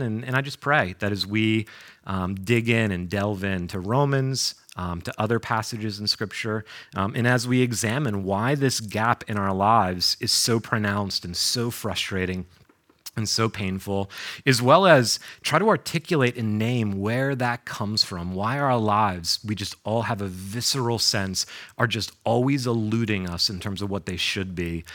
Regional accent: New York, United States; moved away as an adult; also born or lived in North Carolina / Boston; I grew up in New York

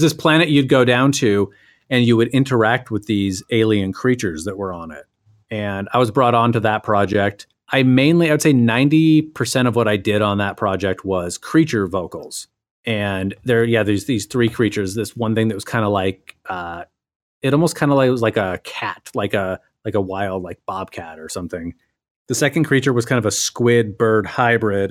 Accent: Boise, Idaho, United States; moved away as an adult; also born or lived in Vancouver; I was in the process of moving from Vancouver back to my hometown of Boise, Idaho

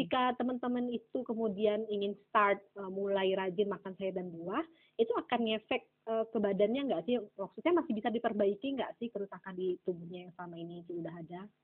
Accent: Aceh, Indonesia; saya ini kan orang Aceh ya kan hmm. uh, kita tuh di Aceh

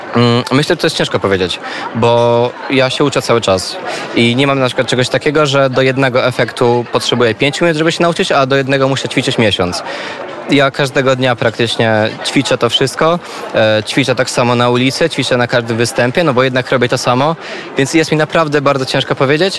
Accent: Lublin, Lublin Voivodeship, Poland; ja jestem z Lublina generalnie i od bardzo małego chłopaka, pamiętam jak miałem 10, 11, 12 lat

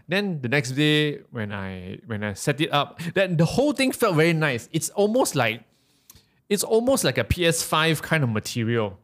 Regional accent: Malaysia; I'm, I'm from Malaysia

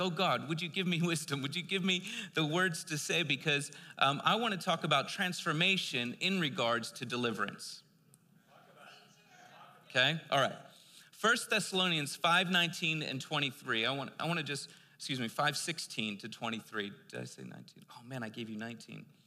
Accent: East Coast, United States; I'm from the East Coast

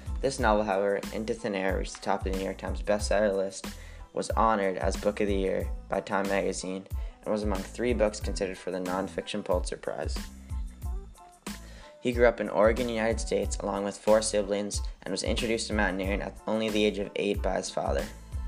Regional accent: Newfoundland and Labrador, Canada; born there; now in Waverly, Canada; I'm 15 years old, I was born on October 24th, 2003 in Newfoundland, but I'm now currently a resident of Waverly, Nova Scotia in a small community called Spider Lake.

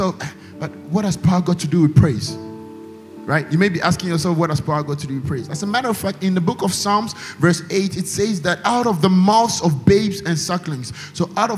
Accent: China; moved away; I come from China

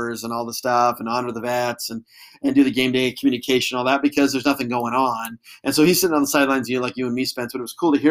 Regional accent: Eugene, Oregon, United States; I grew up in Eugene.

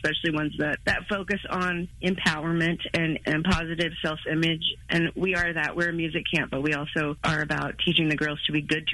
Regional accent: Oklahoma, United States; I was. I'm like a 5th, 6th generation Okie

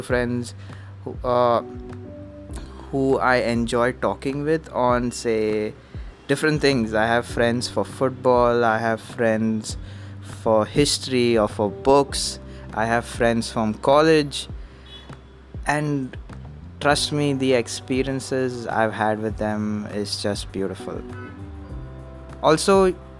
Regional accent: Mumbai, Maharashtra, India; I'm from Bombay.

